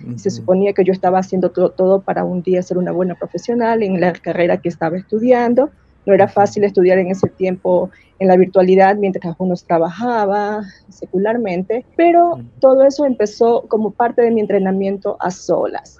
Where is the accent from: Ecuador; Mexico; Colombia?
Ecuador; Guayaquil, Guayas; first language Spanish; moved away as an adult; also born or lived in Middle East; en mi ciudad, yo soy de Guayaquil